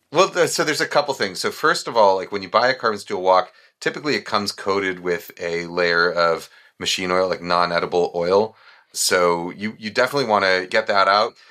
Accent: New York, United States; when I was growing up in New York

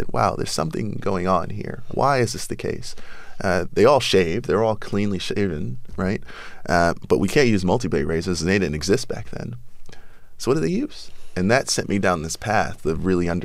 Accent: New York City, New York, United States; born or raised there

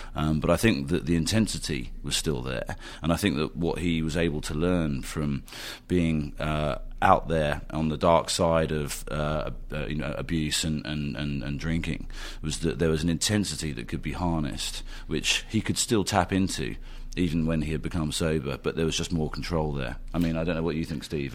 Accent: United Kingdom; as Brits, as a British filmmaking team

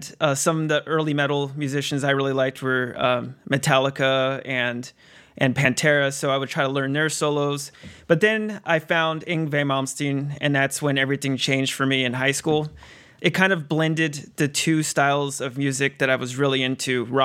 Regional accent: San Diego, California, United States; growing up in 90s in San Diego

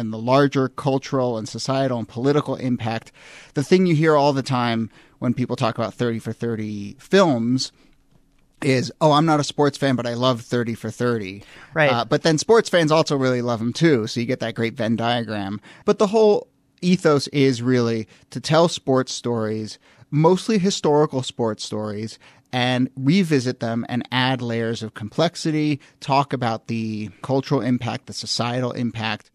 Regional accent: Washington, District of Columbia, United States; moved away; WAMU, which is my hometown uh, public radio station.

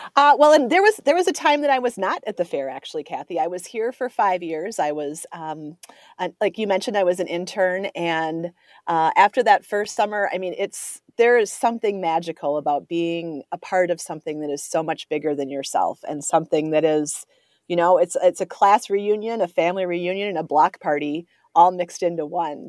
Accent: Coon Rapids, Minnesota, United States; also born or lived in River Falls, Wisconsin; I grew up in the North Metro. I, I grew up, I went to high school at Coon Rapids, uh, just north of the metro here

